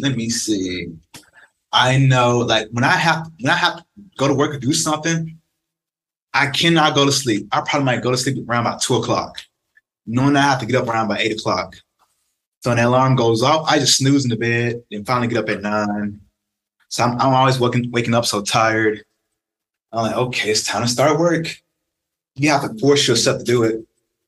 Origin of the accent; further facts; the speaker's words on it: Tennessee, United States; moved away as an adult; now in Arizona, United States; friends back home in Memphis and Nashville